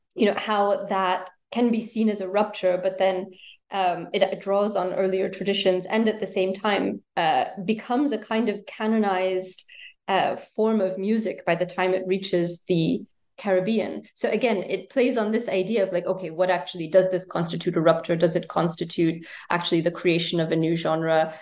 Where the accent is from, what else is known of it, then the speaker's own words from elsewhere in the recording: United States; moved away as an adult; also born or lived in United Kingdom; I was born in the States and grew up there, and then wound up studying in the UK